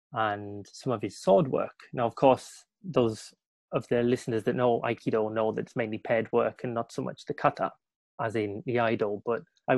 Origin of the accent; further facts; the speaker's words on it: Darlington, North East England, United Kingdom; moved away as an adult; now in Fukuoka, Japan; I'm originally from Darlington in the northeast of England, but I currently live in Fukuoka, Japan, where I've been here for about 8 years now.